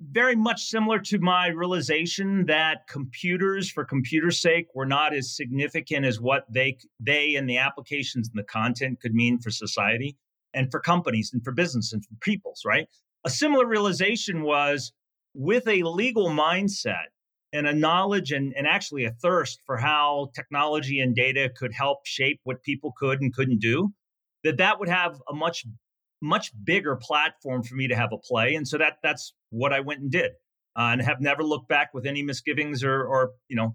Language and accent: English; Virginia, United States; Uh, it was great. I was the youngest of four kids, the only son.